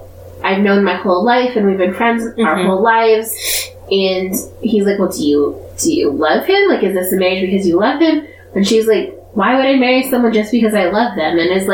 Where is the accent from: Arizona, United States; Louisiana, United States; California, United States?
Arizona, United States; We're from Arizona.